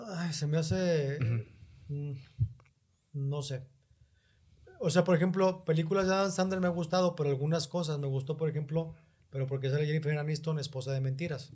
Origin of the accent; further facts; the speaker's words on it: Mexico; vengo de México